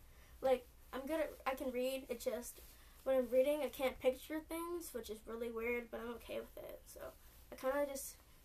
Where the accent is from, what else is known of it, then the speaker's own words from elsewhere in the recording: California, United States; I'm from California